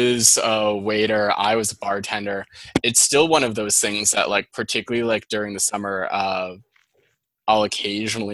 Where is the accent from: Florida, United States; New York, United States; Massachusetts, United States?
Massachusetts, United States; Andover; accent: Boston; also born or lived in Boston; my Boston accent